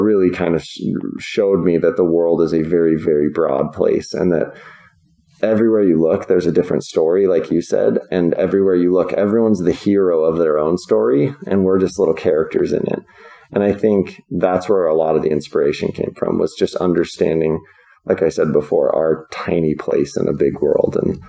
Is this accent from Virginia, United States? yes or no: yes; Virginia, United States; born there; I grew up all over the place. I was born in Virginia, but my dad was in professional baseball our whole lives.